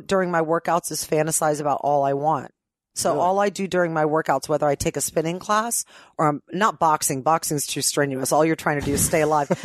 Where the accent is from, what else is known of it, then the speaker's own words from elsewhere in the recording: Ohio, United States; moved away as an adult; now in Los Angeles, United States; I've lived in LA longer than I lived in Ohio.